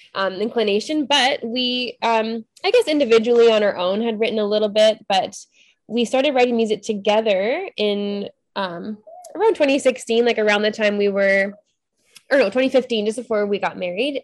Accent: Ontario, Canada; also born or lived in British Columbia; I'm from Ontario

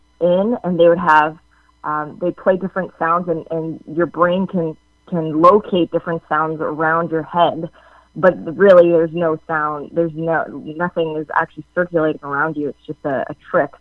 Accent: Canada; I'm Canadian

